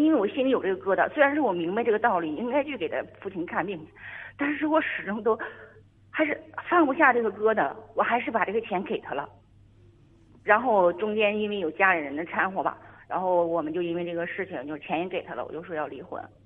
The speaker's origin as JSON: {"language": "Chinese", "region": "Northeast China", "country": "China", "moved": "as an adult", "said": "因为我也是东北人，我是东北人，然后远嫁吧，远嫁，由于工作原因，就是在这个另外一个城市"}